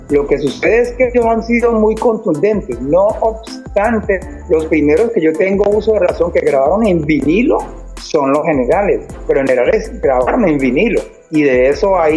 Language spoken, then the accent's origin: Spanish; Cali, Valle del Cauca, Colombia; geográficamente estamos hablando de que yo soy de Cali